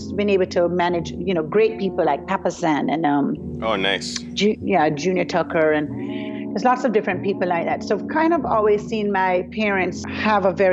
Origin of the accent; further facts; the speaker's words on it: Jamaica; I am from Jamaica. I was born and raised in Jamaica.